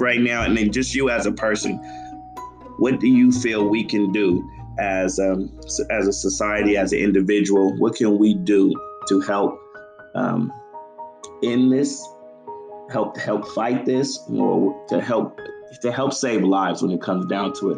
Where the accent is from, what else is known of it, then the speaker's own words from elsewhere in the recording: San Diego, California, United States; San Diego, like where I'm from